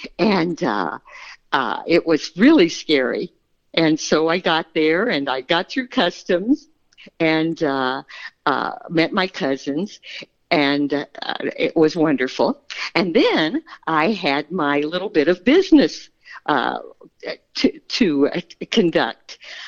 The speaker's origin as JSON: {"language": "English", "town": "Kansas City", "country": "United States", "said": "I'm from Kansas City, and I just didn't know much of anything about the world at large."}